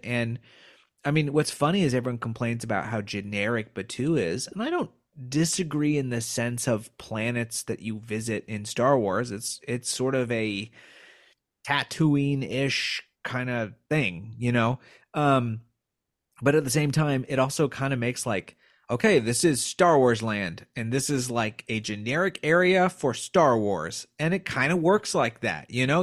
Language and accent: English; Indiana, United States; I grew up in Indiana